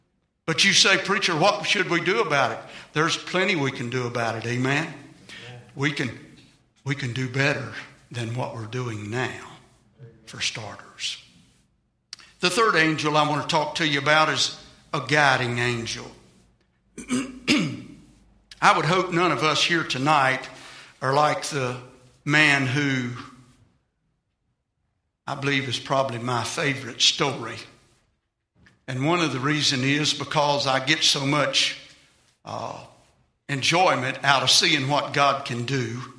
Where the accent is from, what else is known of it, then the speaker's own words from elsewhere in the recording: England, United Kingdom; I'm English bred. I've been fighting a temper all of my life.